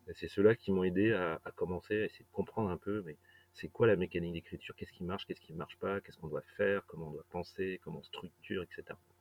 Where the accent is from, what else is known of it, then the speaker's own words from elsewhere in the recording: Brittany, France; j'ai grandi en Bretagne